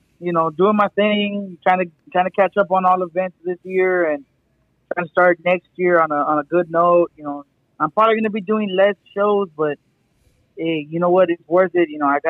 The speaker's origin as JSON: {"language": "English", "town": "Cotulla", "region": "Texas", "country": "United States", "tie": "born or raised there", "also_born_or_lived": "San Antonio, Texas"}